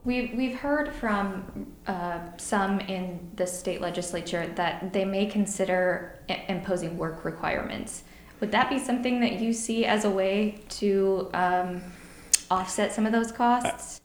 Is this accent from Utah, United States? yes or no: no; Illinois, United States; moved away; I'm from I'm from Illinois. I go home to see my parents who are farmers